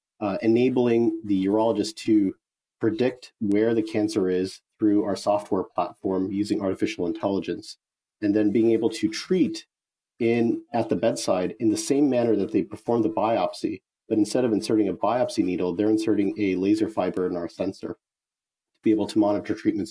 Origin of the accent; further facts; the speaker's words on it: Bay Area, California, United States; I'm from the Bay Area